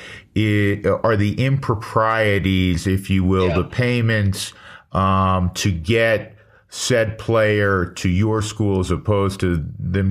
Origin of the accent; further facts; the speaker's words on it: New York, United States; growing up in New York